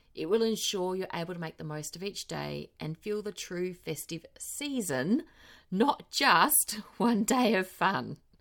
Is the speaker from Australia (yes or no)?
yes; Australia; also born or lived in South Australia; now in New Zealand; As an Australian citizen, I can legally vote, work, and buy property here